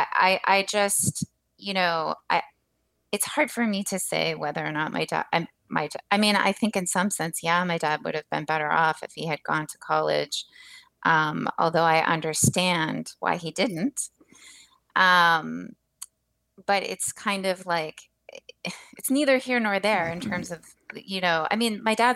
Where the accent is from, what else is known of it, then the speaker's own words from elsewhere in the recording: Rust Belt, United States; moved away; my hometown has been featured in the New York Times for being one of these, you know, Rust Belt American canary in the coal mine sort of places